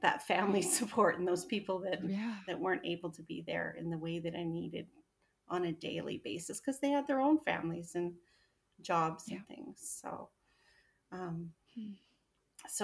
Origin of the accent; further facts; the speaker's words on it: Alberta, Canada; moved away as an adult; now in Edmonton, Canada; we only moved an hour away, but my entire family and my hometown were in that little town